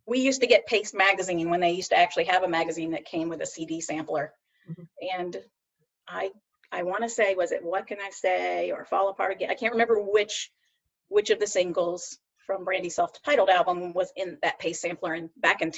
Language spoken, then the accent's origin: English; Savannah, Georgia, United States; moved away as an adult; also born or lived in South Carolina; now in Charlotte, United States; So I'm from Savannah, Georgia. I was born and raised in Georgia. I lived in Georgia until I went to college at 17.